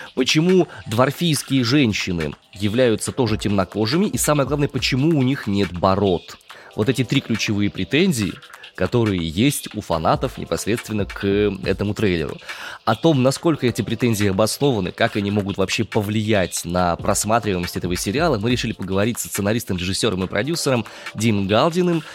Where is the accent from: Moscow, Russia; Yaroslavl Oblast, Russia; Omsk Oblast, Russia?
Omsk Oblast, Russia; Omsk; я родом из Омска